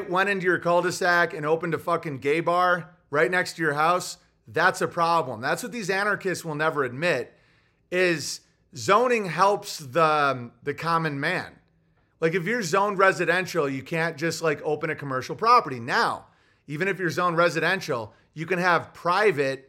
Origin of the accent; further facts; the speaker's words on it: Oswego, New York, United States; I'm from Oswego, but I'm north of the Finger Lakes